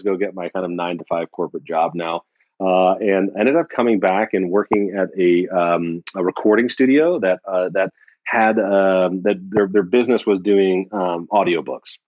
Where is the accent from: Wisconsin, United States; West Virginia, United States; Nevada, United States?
West Virginia, United States; moved away; I was born in West Virginia